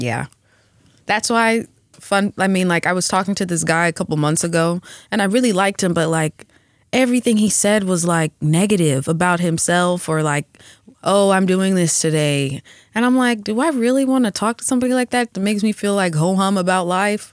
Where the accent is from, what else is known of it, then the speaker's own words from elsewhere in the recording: Atlanta, Georgia, United States; now in Los Angeles, United States; I grew up in Atlanta